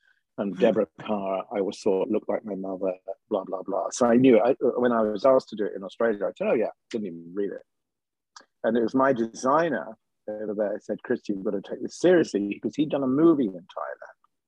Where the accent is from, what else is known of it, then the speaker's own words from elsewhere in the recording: United Kingdom; I'm British